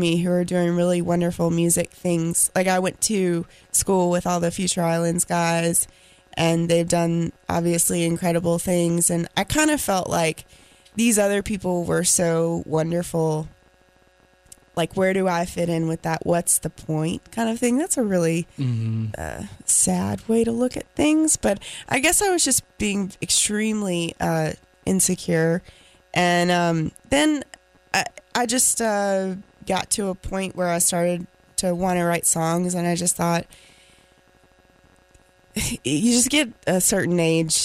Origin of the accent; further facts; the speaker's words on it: Raleigh, North Carolina, United States; accent: Southern; also born or lived in Garner, North Carolina / Greenville, North Carolina; Born in Raleigh. Got myself a little bit of a Southern accent here because my family, we moved to Garner when I was about 12, 13, and went to high school there